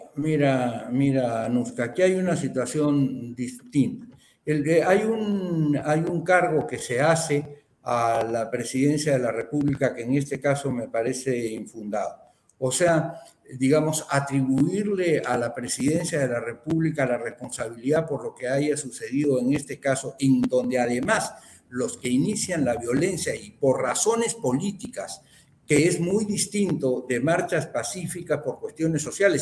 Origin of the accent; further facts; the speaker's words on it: Peru; yo como peruano